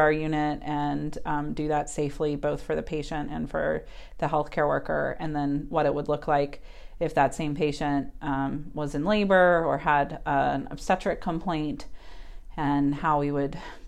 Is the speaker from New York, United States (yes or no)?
no; Charlotte, North Carolina, United States; also born or lived in St. Louis, Missouri; I'm actually born and raised in Charlotte, North Carolina.